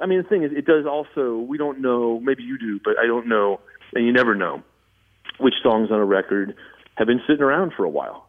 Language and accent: English; Southern California, United States; I grew up in Southern California